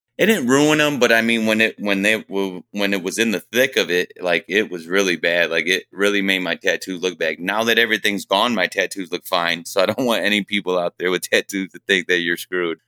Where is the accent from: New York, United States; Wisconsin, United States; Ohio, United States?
Ohio, United States; Fremont; I was born and raised here in Fremont, Ohio